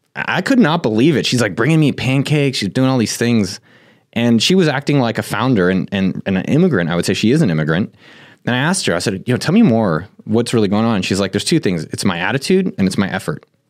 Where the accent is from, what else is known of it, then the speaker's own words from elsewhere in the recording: Silicon Valley, California, United States; I come from Silicon Valley.